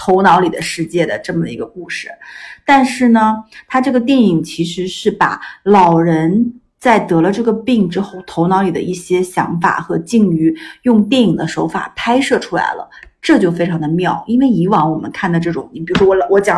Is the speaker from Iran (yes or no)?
yes; Iran; 我在伊朗长大，